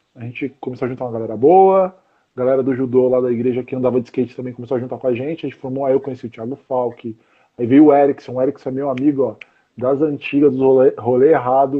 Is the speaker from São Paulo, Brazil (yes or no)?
yes; São Paulo, Brazil; now in Osasco, Brazil; eu nasci em São Paulo mesmo